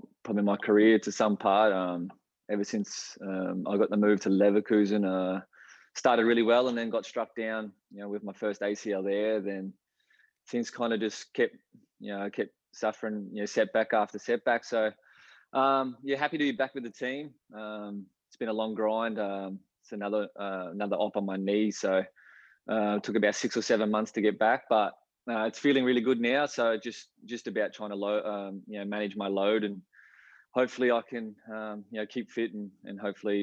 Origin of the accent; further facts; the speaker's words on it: Brisbane, Queensland, Australia; We used to love going to watch the Strikers play, out at Lang Park back then.